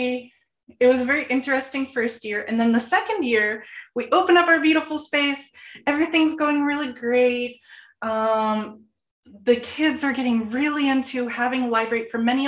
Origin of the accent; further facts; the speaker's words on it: Florida, United States; I came from Florida. All right. So I got my certification in ELA when I came up here.